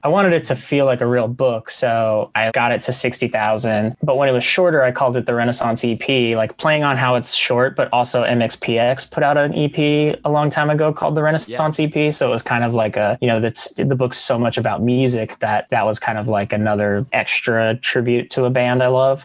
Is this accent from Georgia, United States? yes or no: no; near Corpus Christi, South Texas, United States; moved away as an adult; also born or lived in Astoria, Queens, New York; now in New York, United States; I'm from Texas. I grew up in Texas, South Texas, by Corpus Christi